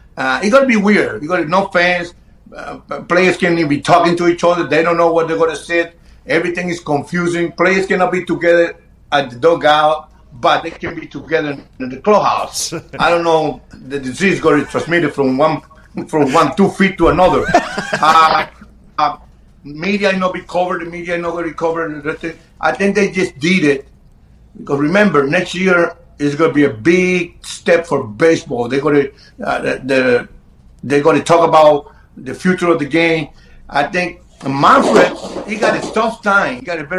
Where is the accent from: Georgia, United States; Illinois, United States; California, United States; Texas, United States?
Illinois, United States; Chicago; Well, remember, I grew up in Chicago. I grew up playing Chicago.